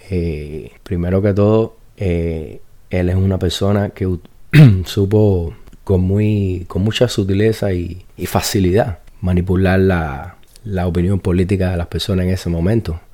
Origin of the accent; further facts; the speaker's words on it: Cuba; yo soy cubano